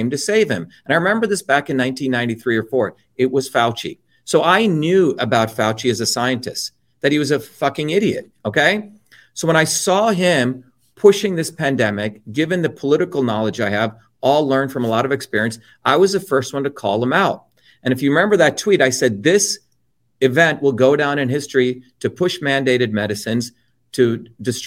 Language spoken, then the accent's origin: English; India; now in New Jersey, United States; when I grew up in India, we were the lower caste Indians